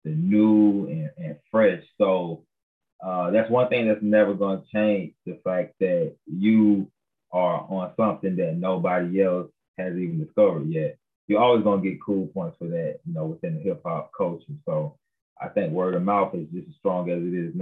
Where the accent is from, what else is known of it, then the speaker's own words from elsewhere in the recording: Tuskegee, Alabama, United States; also born or lived in Montgomery, Alabama; I'm originally, from Tuskegee, Alabama. Grew up in Tuskegee and Montgomery, Alabama.